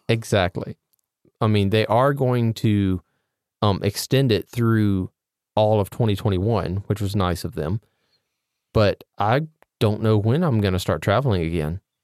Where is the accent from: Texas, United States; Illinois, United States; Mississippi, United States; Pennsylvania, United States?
Mississippi, United States; I am from Mississippi